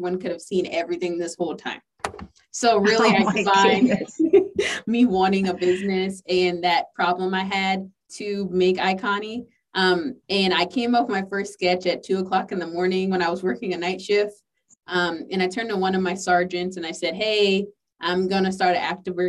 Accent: the South, United States; I'm from the South

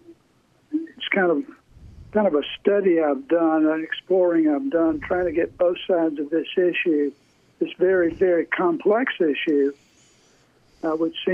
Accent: Atlanta, Georgia, United States; I'm from Atlanta

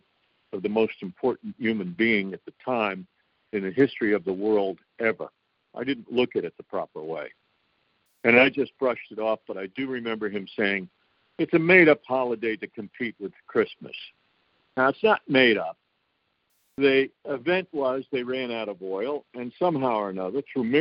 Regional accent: New York, United States; I am a New Yorker.

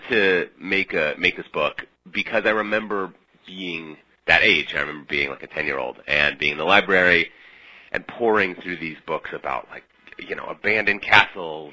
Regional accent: Minneapolis, Minnesota, United States; moved away as an adult; also born or lived in Midwest; now in New York, United States; I grew up in the Midwest going on crazy road trips with my parents and visiting some kind of unusual sites, and spent my teenage years in Minneapolis

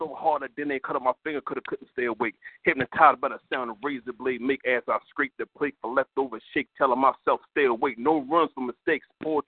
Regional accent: Baltimore, Maryland, United States; now in Georgia, United States; from Georgia, but I'm originally from Baltimore.

